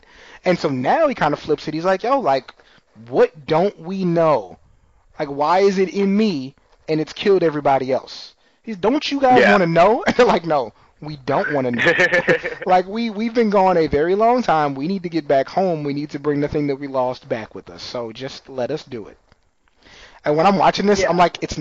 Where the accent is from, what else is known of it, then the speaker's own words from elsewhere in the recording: San Antonio, Texas, United States; also born or lived in Austin, Texas; I grew up in San Antonio